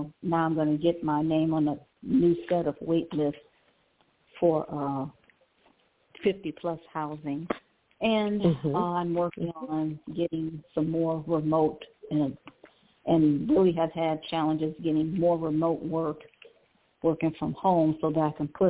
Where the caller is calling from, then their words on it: Cleveland, Ohio, United States; I'm calling from Cleveland, Ohio.